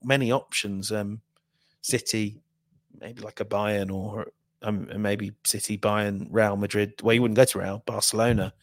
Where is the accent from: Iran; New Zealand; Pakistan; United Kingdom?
United Kingdom; Midlands; I'm from the Midlands